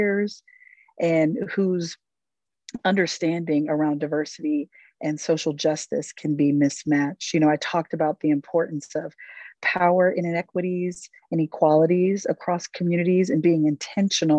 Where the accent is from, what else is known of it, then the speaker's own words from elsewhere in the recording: Ohio, United States; I'm originally from Ohio